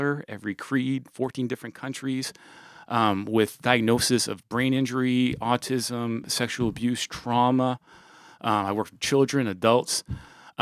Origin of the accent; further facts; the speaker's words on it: Portland, Maine, United States; I grew up in Portland